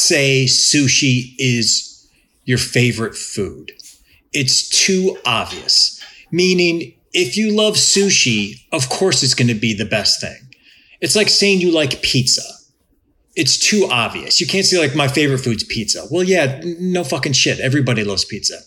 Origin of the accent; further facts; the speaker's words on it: Cleveland, Ohio, United States; I'm from Cleveland